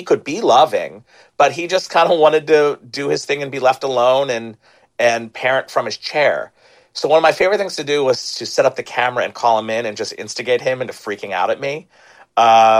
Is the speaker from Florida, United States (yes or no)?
no; Jenkintown, Pennsylvania, United States; I grew up in Philly in the suburbs in Jenkintown